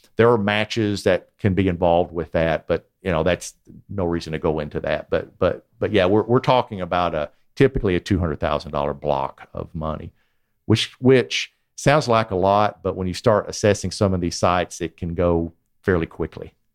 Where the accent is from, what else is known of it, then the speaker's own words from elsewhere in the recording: Chattanooga, Tennessee, United States; moved away; I was born in Chattanooga, and I, I spent part of my childhood here